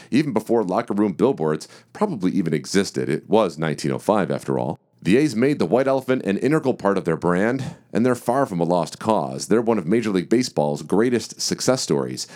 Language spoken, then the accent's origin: English; Detroit, Michigan, United States; my hometown team of the Detroit Tigers